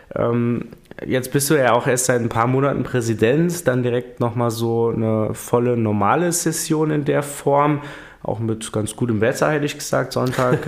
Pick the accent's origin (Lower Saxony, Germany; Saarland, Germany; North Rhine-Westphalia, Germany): Saarland, Germany; Primstal; bei uns in Prümster